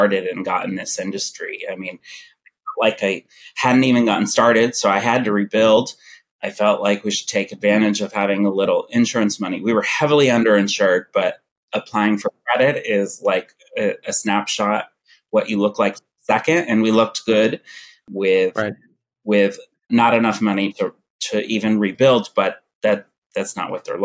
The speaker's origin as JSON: {"language": "English", "region": "Kentucky", "country": "United States", "moved": "as an adult", "lives_now": "Los Angeles, United States", "said": "I'm from Kentucky, and I had a retail store there"}